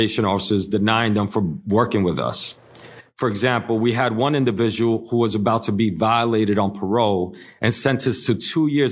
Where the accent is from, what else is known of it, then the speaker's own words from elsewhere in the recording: New York City, New York, United States; I'm born and raised in the Lower East Side of New York City